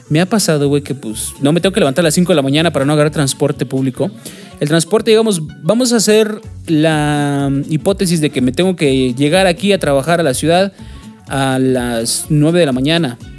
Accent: Mexico City, Mexico; accent: chilango; si ustedes me hubieran conocido a lo mejor cuando traía yo mi acento chilango, pues hubiera sido hablado totalmente diferente.

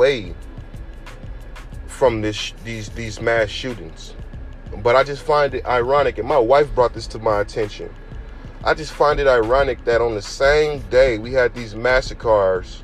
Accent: United States; us as American citizens

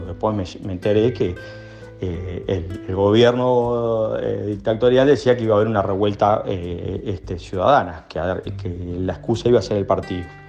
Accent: Montevideo, Uruguay; yo de hecho me crié Malvin

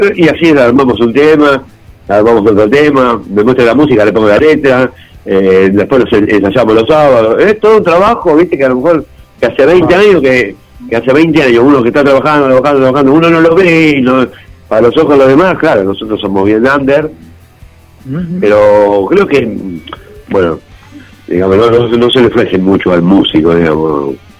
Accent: Buenos Aires, Argentina; yo soy de Buenos Aires

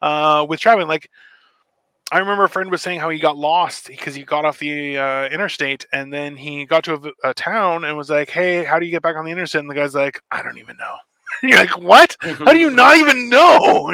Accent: Canada; I'm a Canadian citizen.

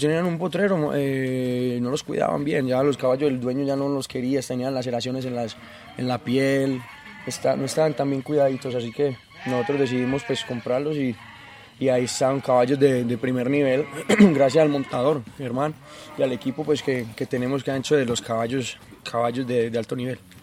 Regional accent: Colombia; todos en Colombia somos muy futbolistas

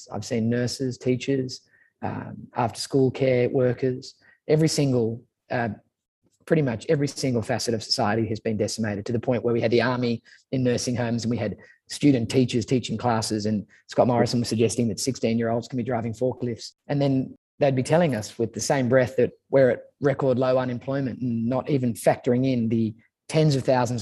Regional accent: Sydney, New South Wales, Australia; also born or lived in Manly / Brookvale; I grew up in St. Ives, which is in the North Shore of Sydney, and then moved to Manly

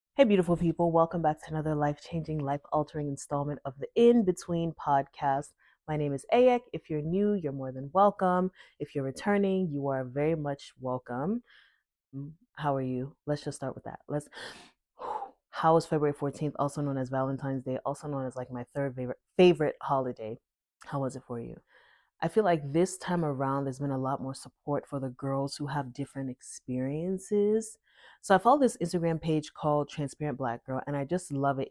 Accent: Akwa Ibom, Nigeria; I'm from Akwaibom State.

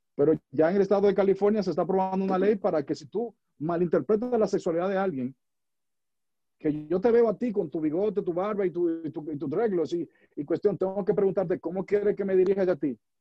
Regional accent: Dominican Republic; now in United States; yo vivo en los Estados Unidos y, vivo en esta nación, soy dominicano, orgullosamente, vivo en Estados Unidos

